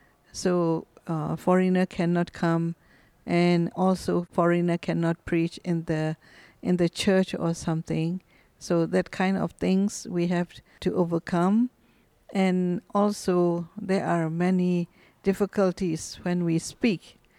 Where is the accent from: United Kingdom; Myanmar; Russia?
Myanmar; Yes, I was born in Myanmar.